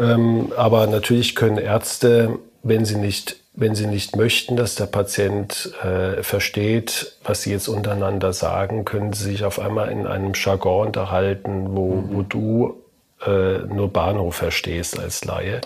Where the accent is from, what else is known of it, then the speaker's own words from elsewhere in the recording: Heidelberg, Baden-Württemberg, Germany; meinen Studienplatz in meiner Heimatstadt bekommen, in Heidelberg